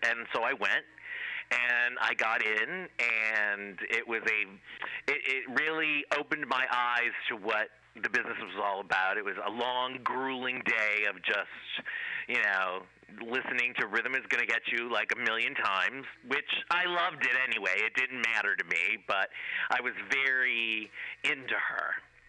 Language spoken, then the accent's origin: English; Cleveland, Ohio, United States; I went to school or to college in Ohio, where I'm originally from. I'm from Cleveland, Ohio, believe it or not, the rock and roll capital of the world